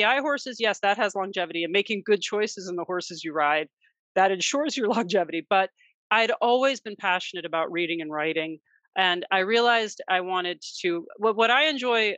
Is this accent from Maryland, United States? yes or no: yes; Maryland, United States; We grew up fox hunting in the Maryland countryside